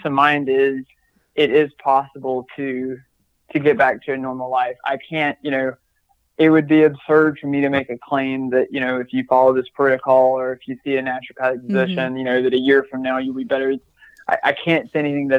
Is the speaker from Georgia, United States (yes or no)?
yes; Georgia, United States; moved away as an adult; now in Phoenix, United States; I'm from Georgia